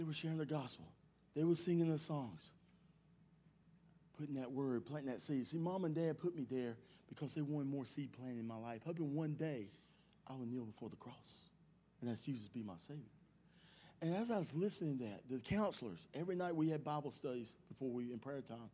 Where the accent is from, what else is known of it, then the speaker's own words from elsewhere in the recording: Durham, North Carolina, United States; I was born and raised in Durham, North Carolina.